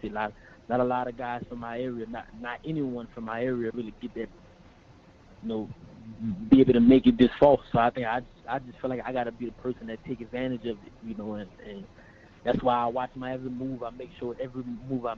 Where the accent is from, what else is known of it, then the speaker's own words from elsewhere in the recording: Thibodaux, Louisiana, United States; growing up in Louisiana, man, it's hard, especially in Thibodeau, small town.